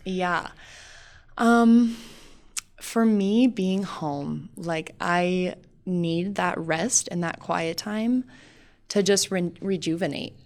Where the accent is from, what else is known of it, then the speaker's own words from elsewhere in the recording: Sheridan, Wyoming, United States; also born or lived in North Dakota; I was born and raised in Sheridan